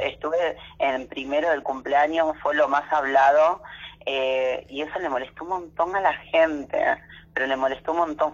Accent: Virrey del Pino, Buenos Aires Province, Argentina; yo soy acá de zona oeste, de La Matanza, soy de, ruta 3, kilómetro 36. Este es Virrey del Pino

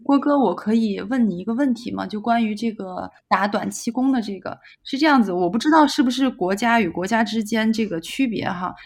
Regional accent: Xi'an, Shaanxi, China; moved away as an adult; now in Bordeaux, France; 我也是西安人

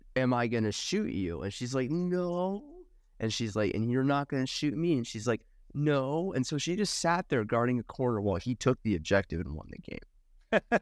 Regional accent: Nashville, Tennessee, United States; I grew up in backwoods, n, Tennessee, like Nashville area

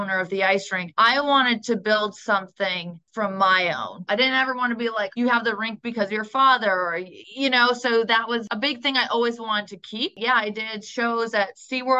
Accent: Middletown, Connecticut, United States; now in Charlotte, United States; We grew up in Middletown, Connecticut

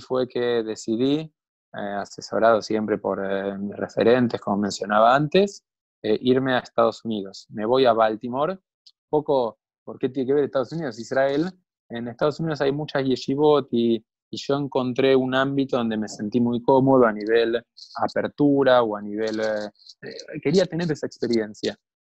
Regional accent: Buenos Aires, Argentina; yo nací en una familia en Buenos Aires

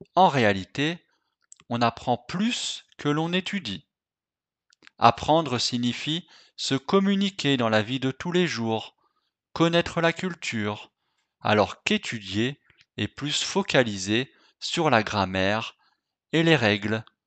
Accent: France; je suis français

